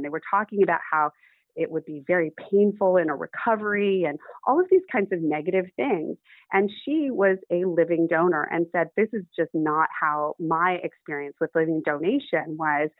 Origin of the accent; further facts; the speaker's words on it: Los Angeles, California, United States; I grew up in Hollywood.